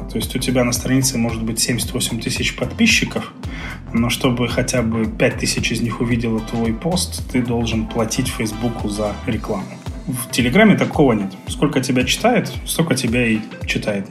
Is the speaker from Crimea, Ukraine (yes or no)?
yes; Crimea, Ukraine; moved away as an adult; also born or lived in Kharkiv, Ukraine; now in Kazakhstan; Я не местный, я не казахстанец. Я родился и вырос в Крыму